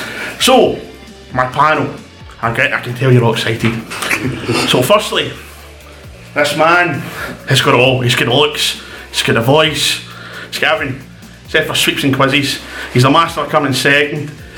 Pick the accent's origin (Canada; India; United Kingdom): United Kingdom; Scotland